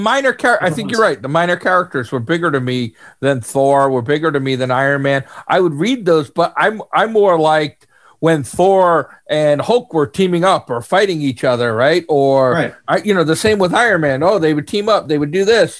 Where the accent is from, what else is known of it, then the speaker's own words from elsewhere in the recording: New York, United States; I'm from New York